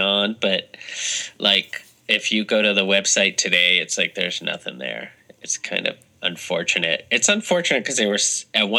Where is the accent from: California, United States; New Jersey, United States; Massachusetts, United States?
Massachusetts, United States; Lexington; moved away as an adult; also born or lived in Amherst, Massachusetts / Los Angeles; we're both from Lexington as well, Lexington High.